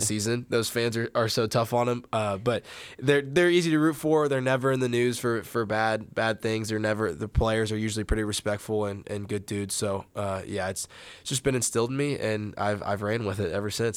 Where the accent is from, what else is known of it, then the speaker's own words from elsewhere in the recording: Indiana, United States; moved away; I'm from Indiana